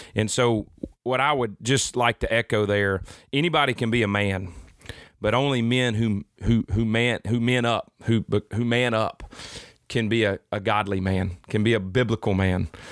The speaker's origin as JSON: {"language": "English", "region": "Mississippi Delta", "country": "United States", "said": "I'm from the Mississippi Delta."}